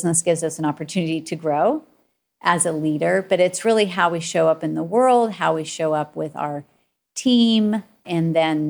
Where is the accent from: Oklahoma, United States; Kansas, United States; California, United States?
Oklahoma, United States; Tulsa; I grew up in Tulsa, Oklahoma, saying y'all to everybody.